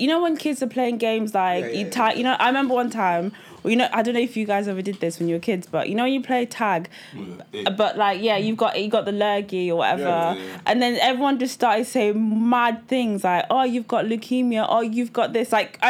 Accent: Grimsby, Yorkshire and the Humber, United Kingdom; also born or lived in Nigeria; I moved here when I was 3. I was born in Nigeria. And then we moved to Grimsby. Like it's the vibe is in the name. Yeah, it's grim.

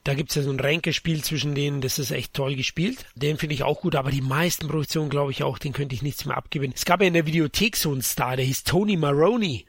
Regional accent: Bavaria, Germany; Als Bayer

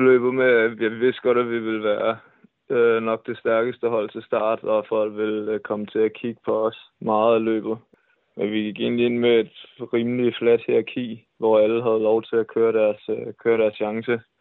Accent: Denmark; specielt som dansker

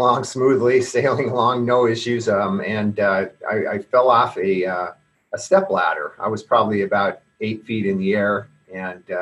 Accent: Seattle, Washington, United States; also born or lived in Bainbridge Island, Washington; I grew up in primarily in the Seattle area

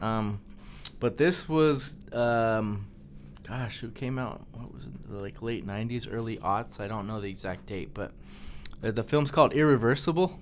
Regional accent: Colorado, United States; we grew up in Colorado, there really wasn't cockroaches here

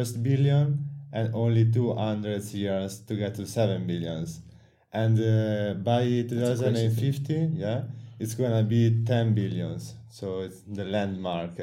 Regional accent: Italy; I'm from Italy. I study in the University of Milan.

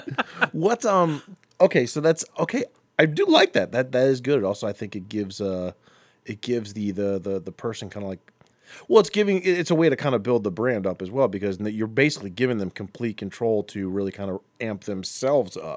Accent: Akron, Ohio, United States; now in Lakewood, United States; I grew up in Akron

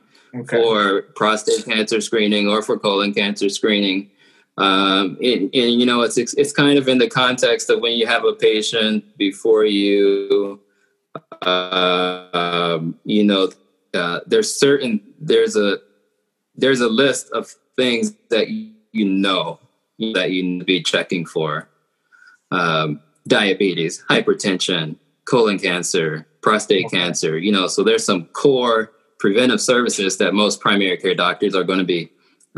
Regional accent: Georgia, United States; moved away; I like to call it the bottom right corner. So I'm from Georgia

